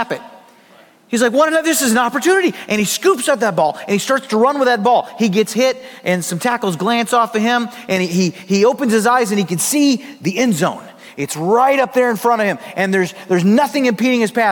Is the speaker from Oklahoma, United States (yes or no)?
yes; Oklahoma, United States; I was born in Oklahoma. I am an American by birth